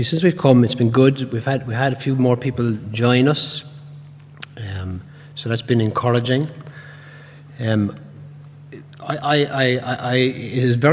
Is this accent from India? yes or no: no; Cork, Munster, Ireland; also born or lived in Northern Ireland; now in Cork, Ireland; I'm originally from Cork myself